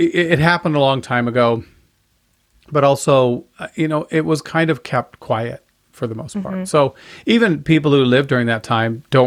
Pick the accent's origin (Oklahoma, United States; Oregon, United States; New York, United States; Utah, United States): Utah, United States; Salt Lake City; I grew up in Salt Lake. I grew up outside of Salt Lake during that time